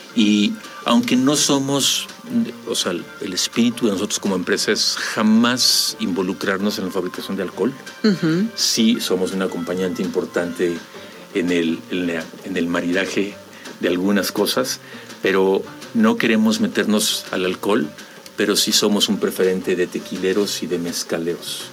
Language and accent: Spanish; Mexico; como mexicanos